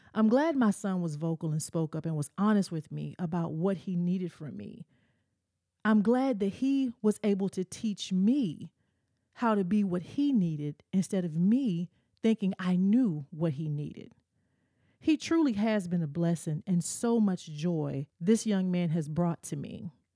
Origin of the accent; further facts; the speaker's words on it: the South, United States; As a kid growing up in the South, my parents made me go to church